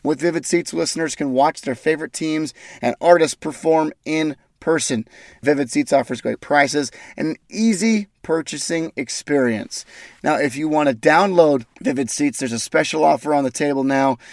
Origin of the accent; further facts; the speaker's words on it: Ogden, Utah, United States; my hometown, from Ogden, Utah